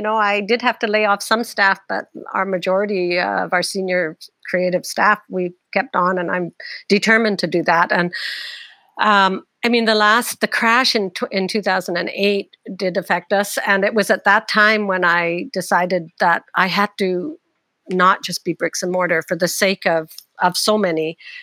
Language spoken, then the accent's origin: English; United Kingdom; I know I'm British. I come from a British parents